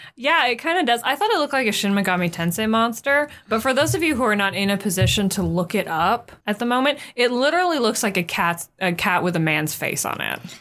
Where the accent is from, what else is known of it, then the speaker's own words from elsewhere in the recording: United States; We're American